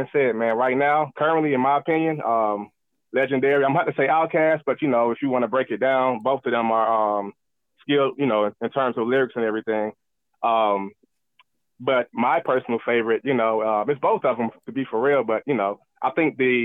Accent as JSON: {"language": "English", "town": "Decatur", "region": "Georgia", "country": "United States", "said": "Decatur, Georgia, to be exact"}